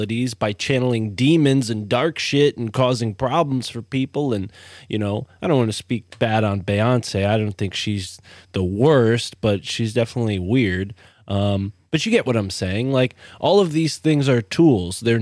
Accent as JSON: {"language": "English", "region": "East Coast", "country": "United States", "tie": "born or raised there", "said": "I grew up on the East Coast"}